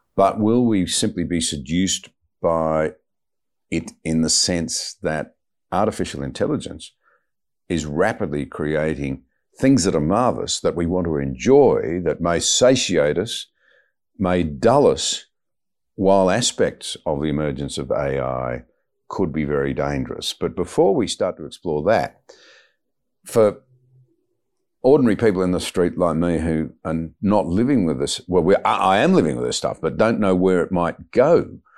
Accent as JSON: {"language": "English", "country": "Australia", "said": "as an Australian"}